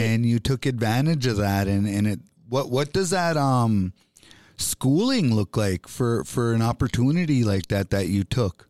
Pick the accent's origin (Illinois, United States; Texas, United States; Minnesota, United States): Minnesota, United States; Bois Forte Band of Chippewa; I'm an Ojibwe from the Boys Fort Band of Chippewa Indians.